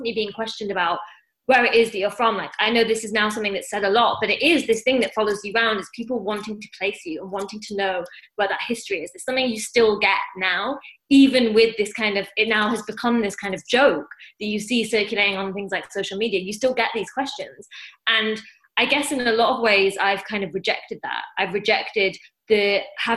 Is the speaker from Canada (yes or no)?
no; Newcastle upon Tyne, North East England, United Kingdom; now in London, United Kingdom; I grew up in Newcastle